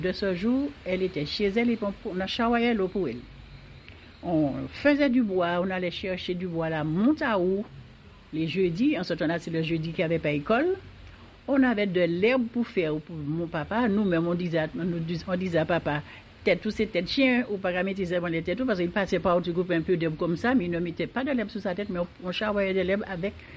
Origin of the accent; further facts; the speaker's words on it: Martinique; je suis née à Saint-Laurent et je suis restée jusqu'à présent